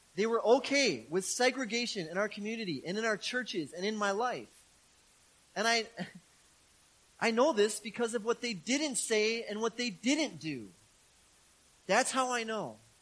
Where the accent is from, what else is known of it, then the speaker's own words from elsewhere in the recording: Milwaukee, Wisconsin, United States; I grew up in Milwaukee, in the city of Milwaukee, in a very urban neighborhood.